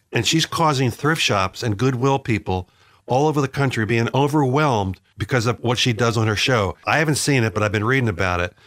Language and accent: English; Philadelphia, Pennsylvania, United States; my hometown of Philadelphia